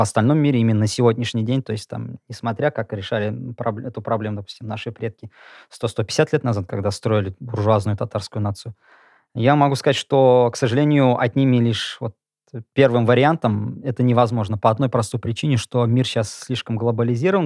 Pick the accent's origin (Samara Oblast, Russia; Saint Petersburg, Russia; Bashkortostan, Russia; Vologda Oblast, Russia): Bashkortostan, Russia; now in Kazan, Russia; я сам из Башкирии, я изучал татарский язык как предмет до седьмого класса